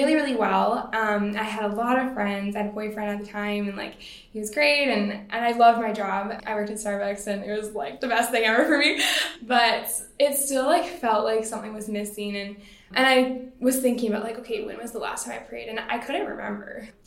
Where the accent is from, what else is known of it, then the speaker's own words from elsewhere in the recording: Surrey, British Columbia, Canada; also born or lived in Langley, British Columbia; I grew up in Surrey and Langley here in BC my whole life.